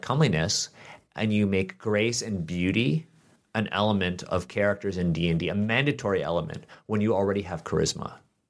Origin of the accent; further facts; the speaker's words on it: Canada; born there; Like I'm a Canadian born Chinese man